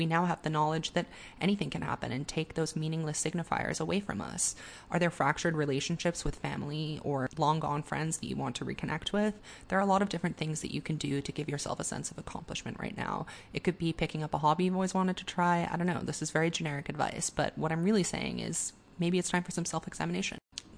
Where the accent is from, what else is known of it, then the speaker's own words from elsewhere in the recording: Singapore; about growing up in Singapore as a young gay expatriate and dealing with things like censorship and internalized homophobia